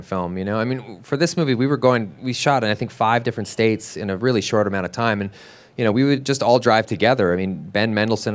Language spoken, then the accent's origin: English; Vancouver, British Columbia, Canada; I'm from Vancouver as well